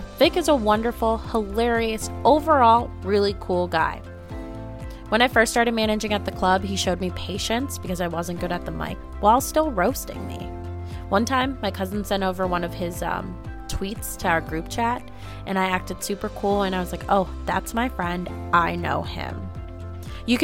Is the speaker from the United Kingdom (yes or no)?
no; United States; my dad tried to raise three Pakistani girls in America